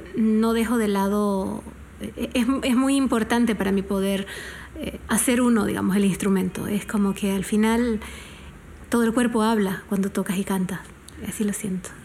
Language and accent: Spanish; Panama; como una panameña